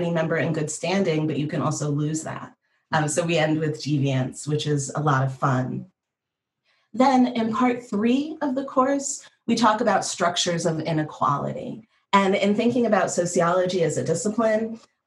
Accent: Northeast, United States; I'm from the Northeast

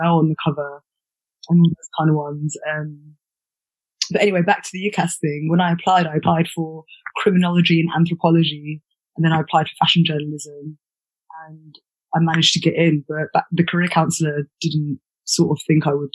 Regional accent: London, United Kingdom; I grew up in Pimlico, which is SW1 just by the river

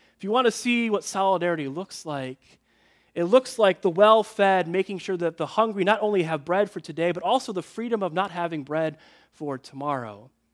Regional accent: Chicago, Illinois, United States; I grew up in Chicagoland

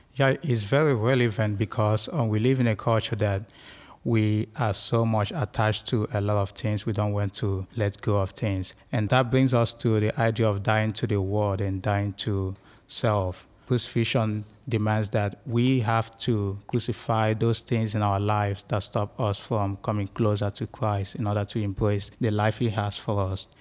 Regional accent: Nigeria; now in United States; I'm from Nigeria in Western Africa.

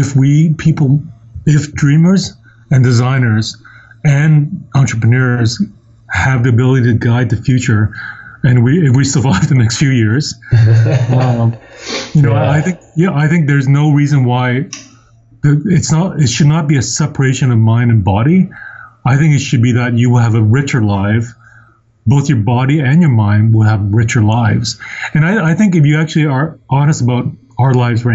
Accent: Hong Kong; Even though I'm Chinese by descent, I'm from Hong Kong.

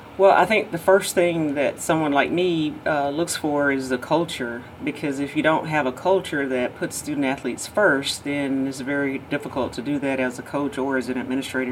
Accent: Georgia, United States; born or raised there

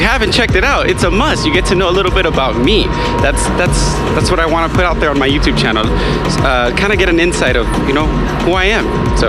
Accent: Fontana, California, United States; it's my hometown, and Fontana showed up.

